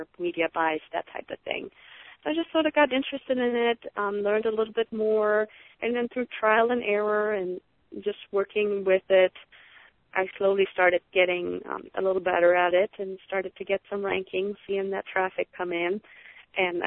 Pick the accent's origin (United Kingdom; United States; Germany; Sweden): Germany; moved away; I'm originally from Germany, and I still have a lot of family over there